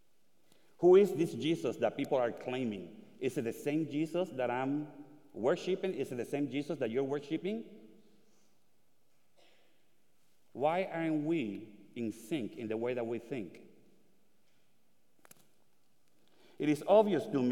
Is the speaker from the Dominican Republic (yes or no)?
yes; Dominican Republic; moved away; also born or lived in Puerto Rico; I was born in the Dominican Republic during the USA invasion of 1965.